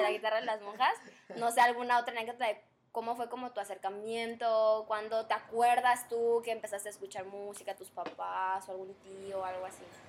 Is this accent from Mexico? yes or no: yes; Chetumal, Quintana Roo, Mexico; moved away; yo no soy, yo no soy de aquí, soy de Chetumal, un pueblito precioso